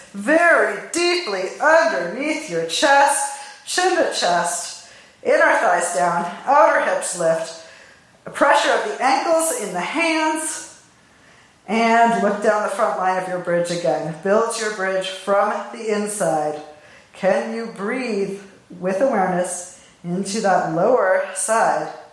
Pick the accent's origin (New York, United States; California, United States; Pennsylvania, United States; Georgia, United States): California, United States; I'm from California